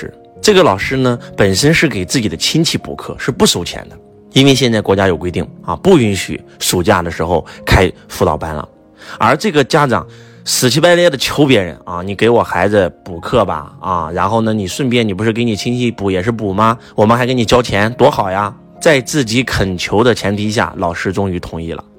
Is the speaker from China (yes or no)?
yes; China; 敬天法祖是我们中国人的信仰